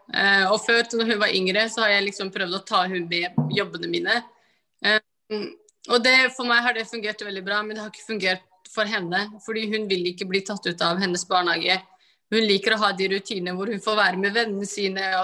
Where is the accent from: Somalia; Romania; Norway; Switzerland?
Somalia; alle fargene er fordi jeg er fra Somalia, så i Afrika er vi veldig